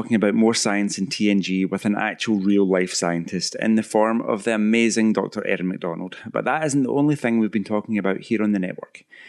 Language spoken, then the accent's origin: English; Scotland, United Kingdom